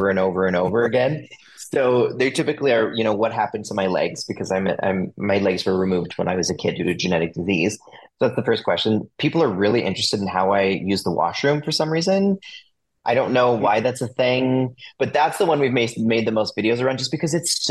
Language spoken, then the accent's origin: English; United States; also born or lived in Salt Lake City, Utah; now in Toronto, Canada; I'm originally from the United States.